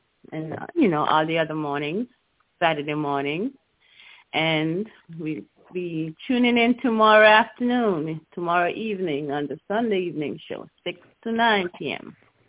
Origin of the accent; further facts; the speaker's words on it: India; moved away as an adult; now in Tampa, United States; I was born in India, raised there less than a quarter years. And since then I'm here.